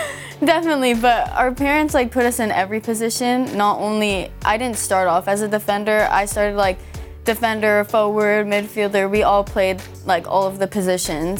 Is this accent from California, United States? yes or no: yes; Los Angeles, California, United States; being in my hometown